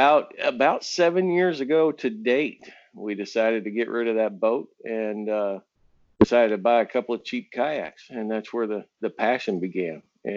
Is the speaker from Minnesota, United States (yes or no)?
no; West Texas, United States; also born or lived in Oklahoma / Northern California; I'd love to say I'm a native Texan, but I was actually transplanted from Oklahoma rather quickly. But from West Texas area